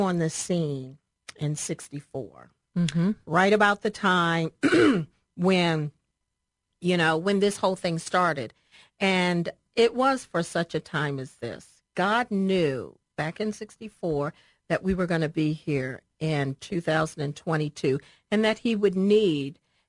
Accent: Baltimore, Maryland, United States; I'm originally from Baltimore, Maryland, raised by my grandmother, Pearl

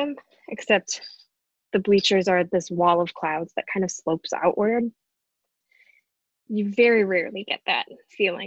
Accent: outside Detroit, Michigan, United States; moved away; I grew up in Michigan, so I didn't even really know anything about hurricanes growing up outside Detroit

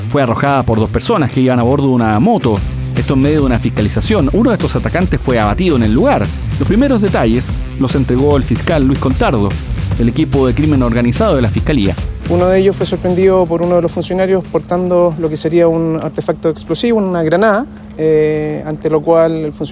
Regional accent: Chile; Pero yo como soy chileno

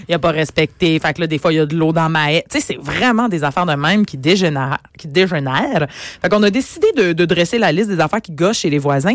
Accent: Brossard, Quebec, Canada; chez mes parents, où j'ai grandi à Brossard

